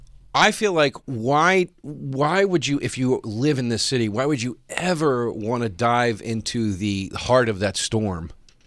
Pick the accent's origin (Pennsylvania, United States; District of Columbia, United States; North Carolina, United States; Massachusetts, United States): Pennsylvania, United States; Philadelphia; because of being from Philly.